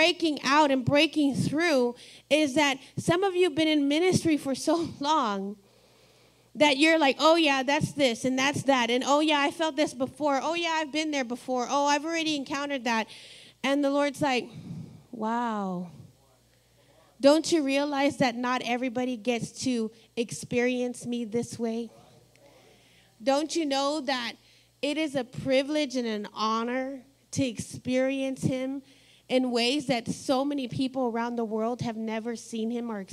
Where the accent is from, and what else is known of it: Texas, United States; now in Ohio, United States